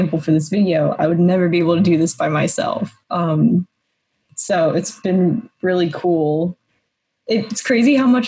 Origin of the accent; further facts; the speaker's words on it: Atlanta, Georgia, United States; moved away as an adult; now in Los Angeles, United States; I'm from Georgia, Atlanta, and so I was living there like at home